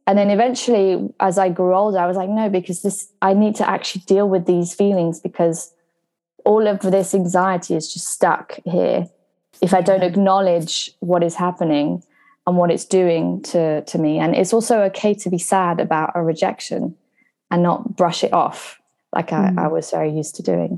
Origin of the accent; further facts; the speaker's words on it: Brittany, France; moved away as an adult; also born or lived in Surrey, England; now in London, United Kingdom; I come from a small town in France